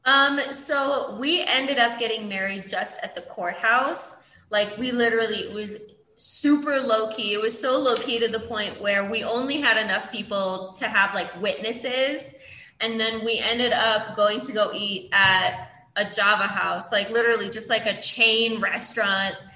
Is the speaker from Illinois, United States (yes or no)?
yes; Illinois, United States; moved away as an adult; now in Kenya; I'm from Illinois